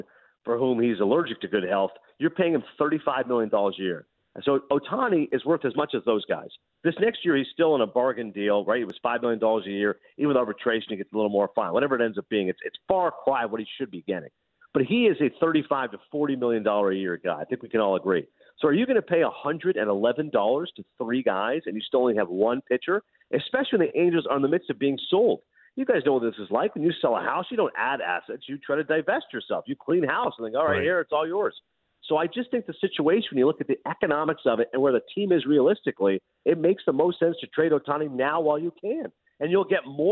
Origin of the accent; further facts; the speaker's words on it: Canada; us as Canadians